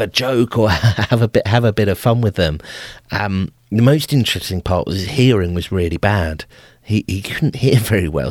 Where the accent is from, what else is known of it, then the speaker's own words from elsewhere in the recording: England, United Kingdom; I'm an Englishman.